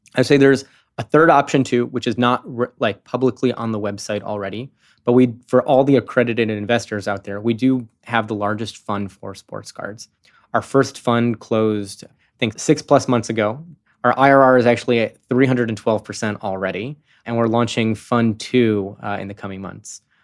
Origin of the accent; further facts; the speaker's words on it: Chicago, Illinois, United States; now in San Francisco, United States; I'm from Chicago